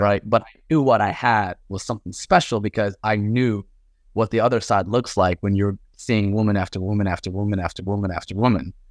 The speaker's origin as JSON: {"language": "English", "town": "Paterson", "region": "New Jersey", "country": "United States", "tie": "born or raised there", "also_born_or_lived": "Mecca, Saudi Arabia", "said": "I grew up in New Jersey, Patterson, New Jersey"}